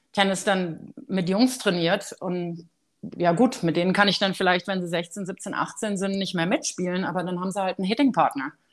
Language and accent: German; Germany; moved away; für uns als Deutsche